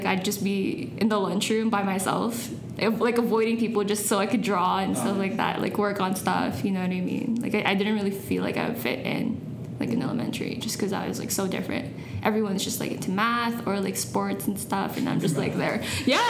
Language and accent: English; Philippines; Because, you know, I'm Filipino. I'm Asian.